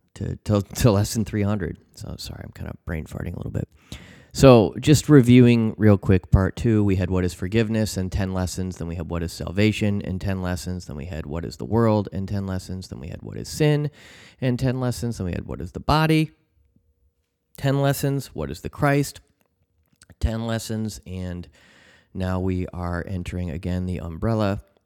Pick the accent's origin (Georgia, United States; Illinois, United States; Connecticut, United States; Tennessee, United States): Illinois, United States; Chicago; my hometown in Chicago